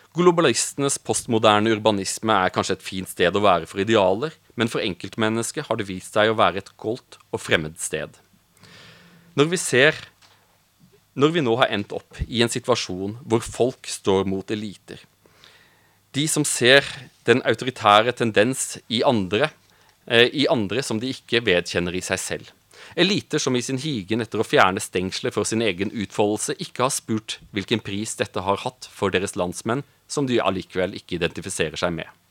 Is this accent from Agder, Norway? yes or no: yes; Audnedal, Agder, Norway; moved away as an adult; also born or lived in Brussels; jeg er fra Audnedal. Eh, jeg kommer fra en liten bygd